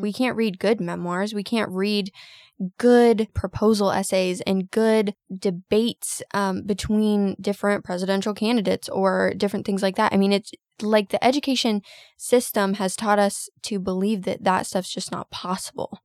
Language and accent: English; United States